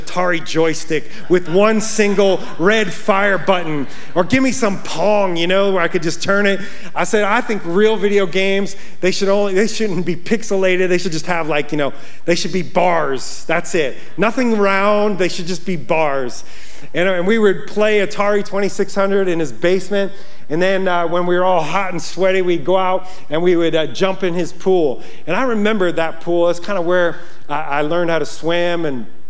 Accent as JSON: {"language": "English", "town": "Yonkers", "region": "New York", "country": "United States", "tie": "born or raised there", "moved": "as an adult", "lives_now": "Montana, United States", "said": "I grew up in Yonkers, New York."}